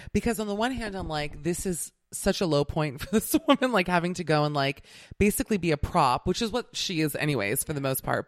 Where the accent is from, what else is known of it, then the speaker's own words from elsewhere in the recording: Miami, Florida, United States; I'm from Miami